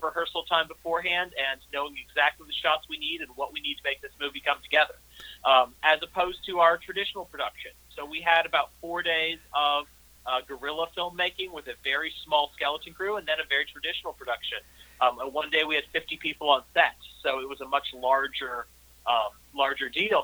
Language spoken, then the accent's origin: English; St. Louis, Missouri, United States; my hometown of St. Louis